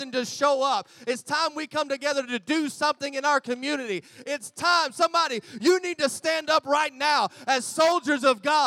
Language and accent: English; United States; moved away as an adult; now in Gold Coast, Australia; I'm American in Australia